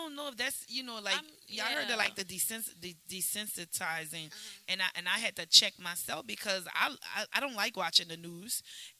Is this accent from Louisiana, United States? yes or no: yes; New Orleans, Louisiana, United States; I came from the hood. I came from the Desire Project.